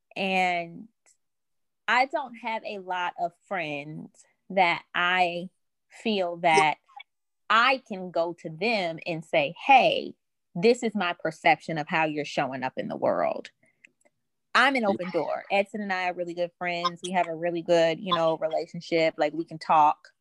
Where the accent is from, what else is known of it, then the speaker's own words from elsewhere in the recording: New Orleans, Louisiana, United States; I'm from New Orleans